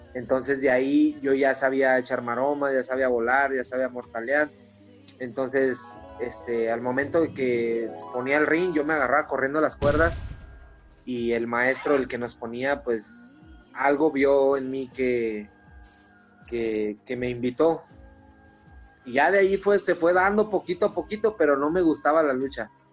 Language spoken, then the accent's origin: Spanish; Comarca Lagunera, Mexico; De acá de la comarca lagunera